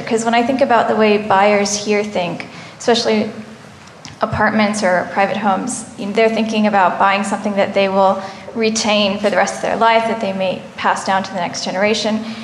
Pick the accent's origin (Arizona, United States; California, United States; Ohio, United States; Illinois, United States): California, United States; Claremont; moved away as an adult; now in Berlin, Germany; I grew up in Claremont, California, which is a suburb